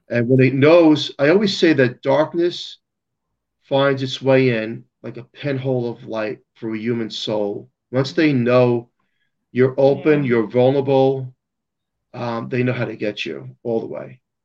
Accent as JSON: {"language": "English", "town": "New York City", "region": "New York", "country": "United States", "said": "I'm from Staten Island, New York"}